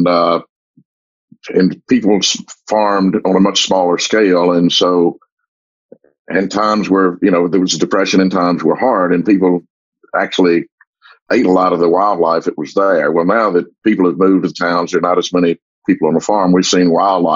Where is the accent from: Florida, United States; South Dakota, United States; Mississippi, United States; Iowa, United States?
Mississippi, United States; Como; I was born here in Como and have lived pretty much my whole life here.